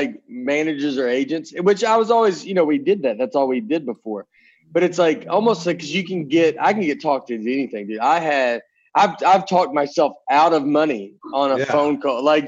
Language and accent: English; Nashville, Tennessee, United States; moved away as an adult; also born or lived in Chicago / New York / Los Angeles; I'm in Nashville. I'm in Nashville. I moved back here. I've been back here 5 or 6 years now, which I'm from Nashville